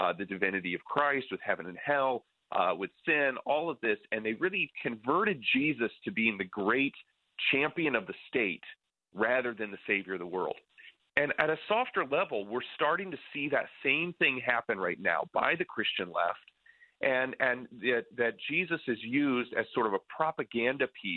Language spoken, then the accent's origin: English; near Lake Michigan, Great Lakes, United States; I grew up near Lake Michigan